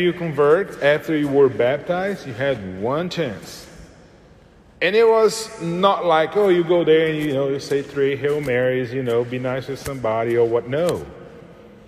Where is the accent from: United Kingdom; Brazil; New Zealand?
Brazil; moved away; I'm from Brazil